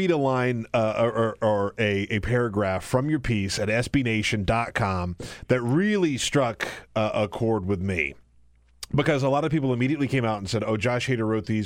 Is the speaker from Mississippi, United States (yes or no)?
no; South Carolina, United States; I was raised in South